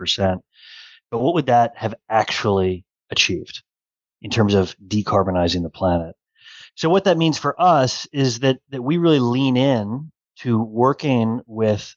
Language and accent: English; Cleveland, Ohio, United States; I'm a proud Clevelander